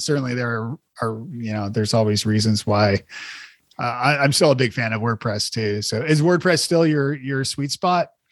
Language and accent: English; Toronto, Ontario, Canada; moved away; I'm from Toronto originally